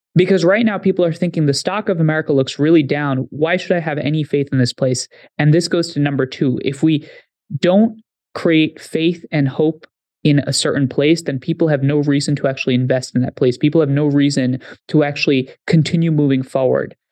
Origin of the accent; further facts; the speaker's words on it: Haryana, India; now in United States; I grew up in India for some time. You travel to my village, forty kilometers west of New Delhi in Haryana.